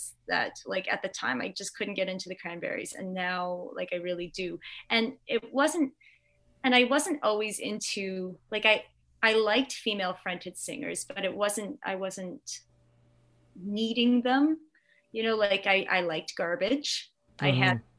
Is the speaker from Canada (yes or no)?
yes; Canada; I'm Canadian